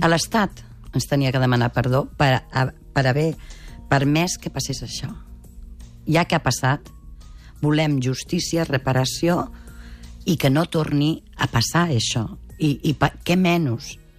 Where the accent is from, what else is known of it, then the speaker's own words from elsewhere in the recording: Mataró, Catalonia, Spain; sóc de Mataró